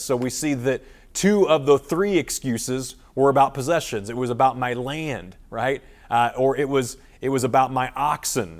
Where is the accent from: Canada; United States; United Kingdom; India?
United States; Springfield, Missouri; Springfield, Missouri, my hometown